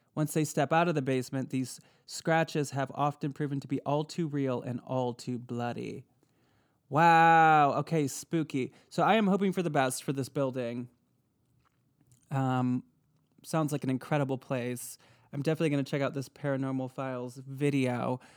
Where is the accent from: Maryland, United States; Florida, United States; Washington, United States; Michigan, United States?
Michigan, United States; I'm from Michigan